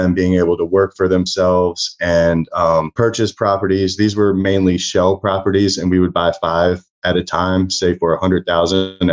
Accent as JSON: {"language": "English", "town": "Baltimore", "region": "Maryland", "country": "United States", "tie": "born or raised there", "said": "I grew up in Baltimore, Maryland"}